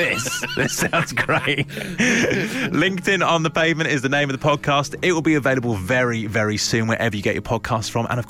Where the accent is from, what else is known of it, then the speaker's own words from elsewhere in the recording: London, United Kingdom; Well, I'm from South London and I've just lost the accent.